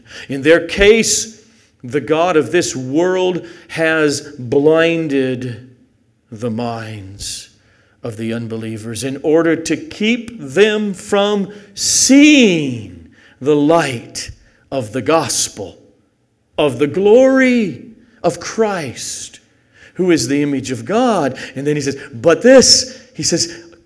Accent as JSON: {"language": "English", "town": "El Segundo", "region": "California", "country": "United States", "tie": "born or raised there", "said": "raised in El Segundo, California, in a Roman Catholic family"}